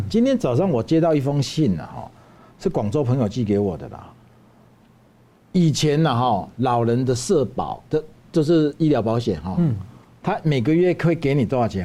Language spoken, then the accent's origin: Chinese; Taiwan; 我们台湾人